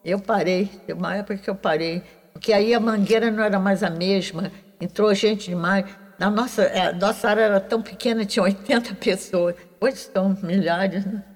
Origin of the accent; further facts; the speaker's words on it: Rio de Janeiro, Brazil; Eu sou carioca, nascida na Urca.